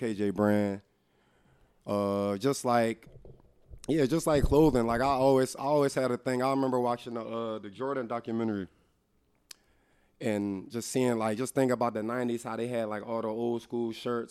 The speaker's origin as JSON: {"language": "English", "town": "Darby", "region": "Pennsylvania", "country": "United States", "also_born_or_lived": "Calgary, Canada", "moved": "as an adult", "said": "I'm from Derby."}